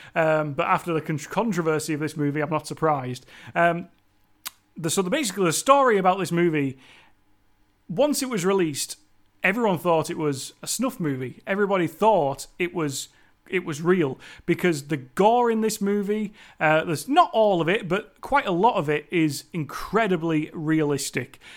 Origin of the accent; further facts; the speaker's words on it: Cumbria, North West England, United Kingdom; accent: Cumbrian; me and my Cumbrian accent